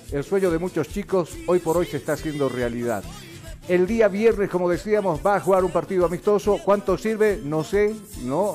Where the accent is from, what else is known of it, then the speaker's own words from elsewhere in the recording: Bolivia; Somos bolivianos